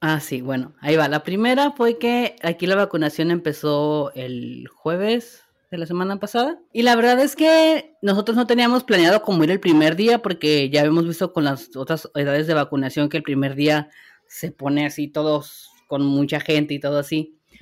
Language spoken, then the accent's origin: Spanish; Mexico; como buenos mexicanos que somos